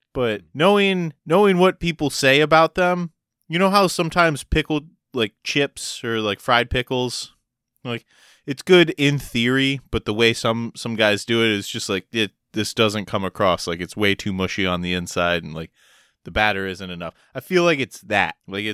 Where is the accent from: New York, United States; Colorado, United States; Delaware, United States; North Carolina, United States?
Delaware, United States; born there; I'm like half Delaware. I was born in Delaware, so like I'm a Delawarean.